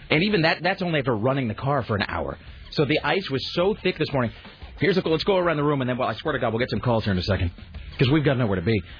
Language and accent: English; United States; I'm an American.